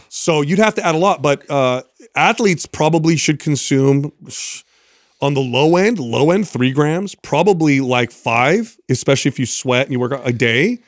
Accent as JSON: {"language": "English", "town": "San Jose", "region": "California", "country": "United States", "also_born_or_lived": "Truckee", "said": "we're from San Jose, but we're up in Truckee right now"}